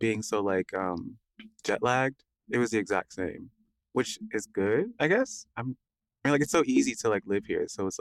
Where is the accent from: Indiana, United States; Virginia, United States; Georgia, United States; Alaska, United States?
Georgia, United States; Atlanta; I was born in Atlanta, Georgia.